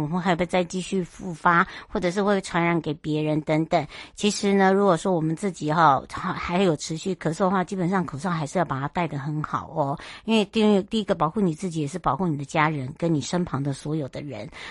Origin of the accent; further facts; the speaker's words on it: Hualien, Hualien County, Taiwan; 我的故乡花莲